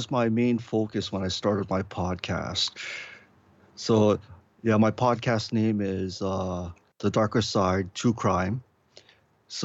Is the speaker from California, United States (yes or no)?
no; Honolulu, Hawaii, United States; I was born and raised here in Honolulu, Hawaii. No, I don't live in a grass hut or surf.